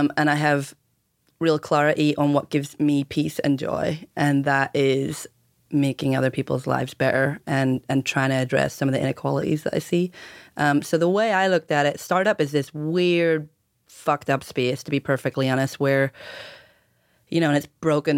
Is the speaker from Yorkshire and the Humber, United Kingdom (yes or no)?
no; outside Belfast, Northern Ireland, United Kingdom; moved away as an adult; also born or lived in Cambridge / London / Oregon; growing up in Ireland